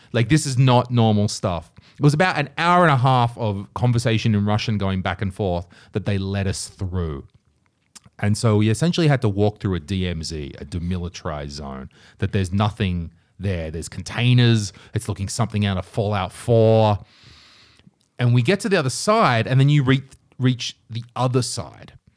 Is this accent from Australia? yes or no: yes; Nelson Bay, New South Wales, Australia; moved away as an adult; now in Estonia; I'm Australian